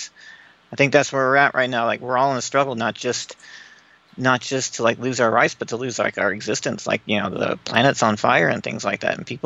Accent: Bloomington, Indiana, United States; Grew up in Bloomington, Indiana.

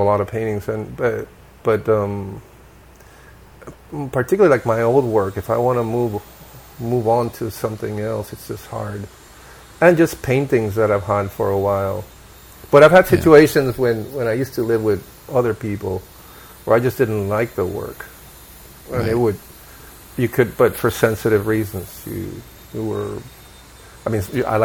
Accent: Puerto Rico; moved away as an adult; also born or lived in Seville, Spain / Chicago, United States; they lived there, they finished their schooling there, and then moved to Puerto Rico, and that's where I grew up

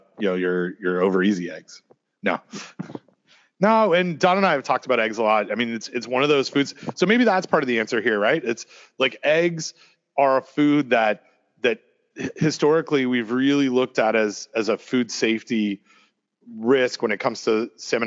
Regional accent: Canada; also born or lived in New Jersey; now in North Carolina, United States; I'm from Canada

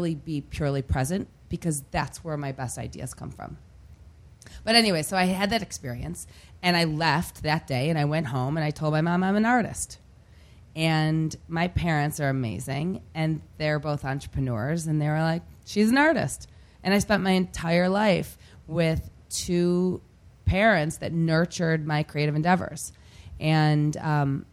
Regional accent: Detroit, Michigan, United States; moved away; I grew up outside of Detroit, and I'm a proud Detroiter

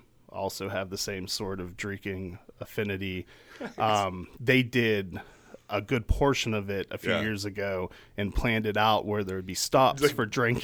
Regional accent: Pittsburgh, Pennsylvania, United States; I grew up in Pittsburgh, so I'm kind of for, like, I don't have a choice but to be a sports fan.

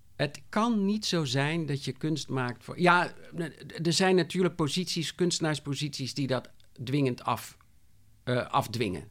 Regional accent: Rotterdam, South Holland, Netherlands; ik kom uit Rotterdam

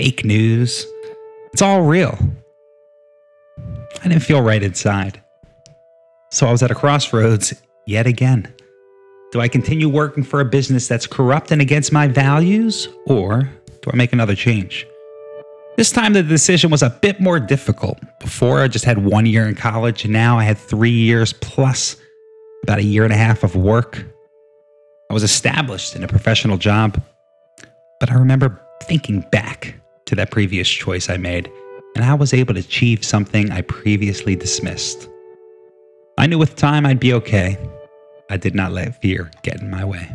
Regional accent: New Jersey, United States; moved away as an adult; also born or lived in Vermont / Lansing, Michigan; my hometown in New Jersey

